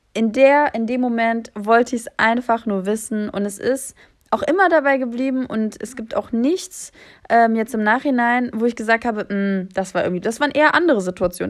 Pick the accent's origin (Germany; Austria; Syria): Germany; ich bin aus Deutschland